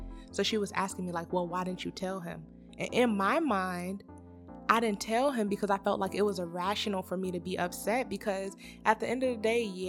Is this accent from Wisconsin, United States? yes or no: no; Virginia, United States; moved away as an adult; now in Georgia, United States; me and my husband live in Georgia, but we're from Virginia. So we always go home